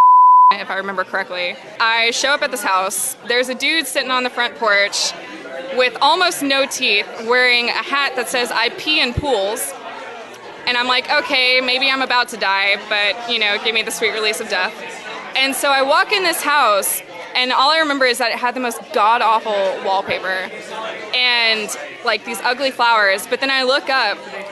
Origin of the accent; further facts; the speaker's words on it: Houston, Texas, United States; also born or lived in Nacogdoches, Texas; I'm from Houston, Texas.